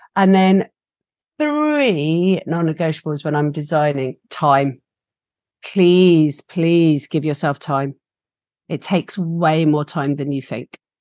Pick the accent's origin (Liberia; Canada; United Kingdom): United Kingdom; England; accent: English; my English accent